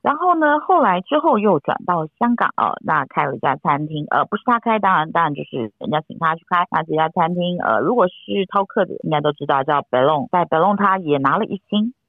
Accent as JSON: {"language": "Chinese", "country": "Taiwan", "said": "到快要到我们台湾这边"}